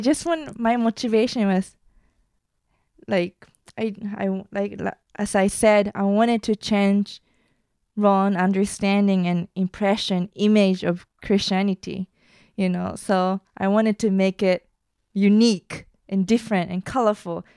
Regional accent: Japan; moved away; also born or lived in United States; I used to be very insecure about myself growing up in Japan

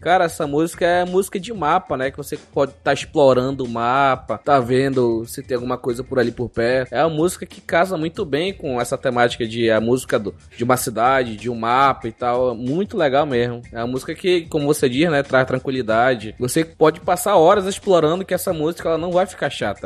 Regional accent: Brazil; a gente como brasileiro

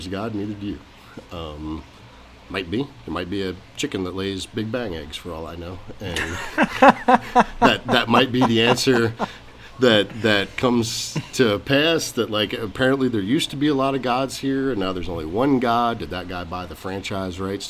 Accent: Arkansas, United States; now in Arizona, United States; I grew up in Arkansas

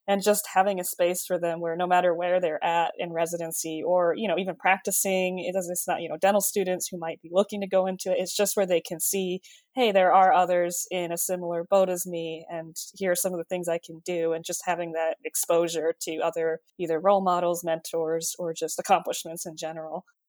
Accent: California, United States; moved away as an adult; also born or lived in Michigan; now in Chapel Hill, United States; I grew up in California.

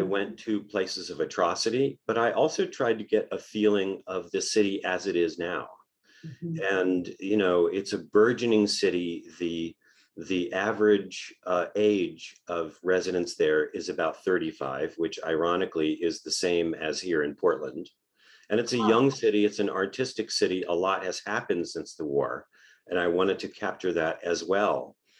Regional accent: Israel; moved away; I grew up in Israel, and as a child in the 1970s.

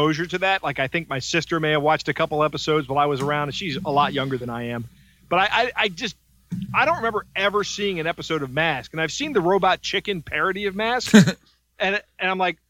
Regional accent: Maryland, United States; I'm from Maryland

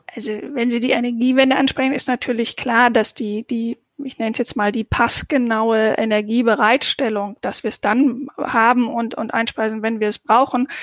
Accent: Southern Germany, Germany; ich komme ja aus dem Süddeutschen

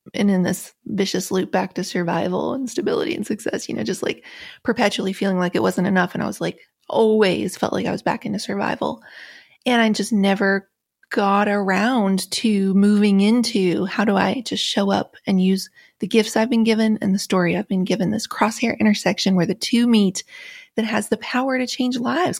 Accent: Appalachia, United States; Growing up in Appalachia

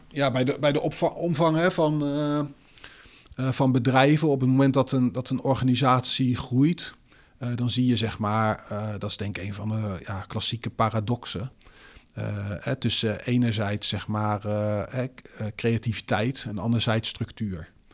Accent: Netherlands; wij als Nederlanders

